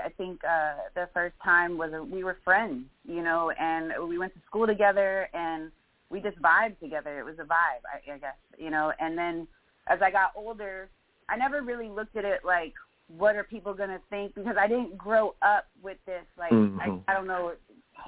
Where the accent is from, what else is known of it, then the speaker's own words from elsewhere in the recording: South Florida, United States; growing up in South Florida, I grew up in a melting pot.